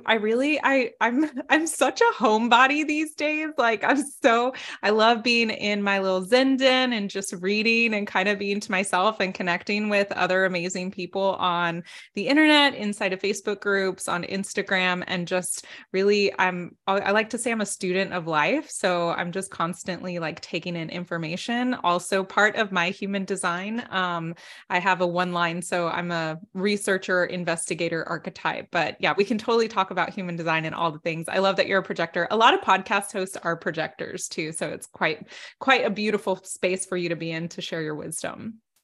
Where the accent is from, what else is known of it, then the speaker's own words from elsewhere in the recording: South Texas, United States; I grew up in South Texas